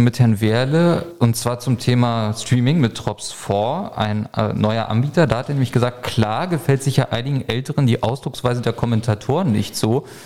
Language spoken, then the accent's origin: German; Berlin, Germany; ich würde mich natürlich brutal freuen, auch einfach als Berliner